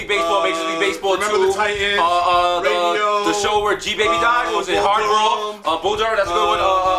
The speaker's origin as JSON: {"language": "English", "country": "Jamaica", "said": "I'm Jamaican."}